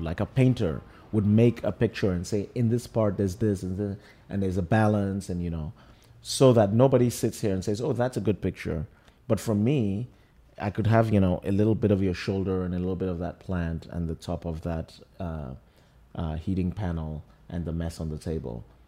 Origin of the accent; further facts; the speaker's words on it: Lagos, Nigeria; now in New York, United States; I grew up in Lagos, I live in New York.